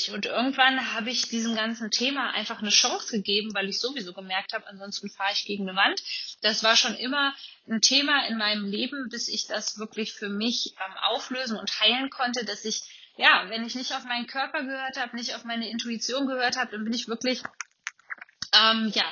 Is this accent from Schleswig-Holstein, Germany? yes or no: no; Kassel, Hesse, Germany; ich komme ja aus, aus Nordhessen ähm, bin geboren in Kassel